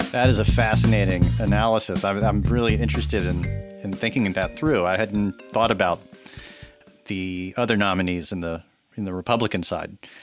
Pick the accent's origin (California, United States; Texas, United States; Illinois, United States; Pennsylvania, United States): Texas, United States; now in New York, United States; I'm from Texas. I grew up there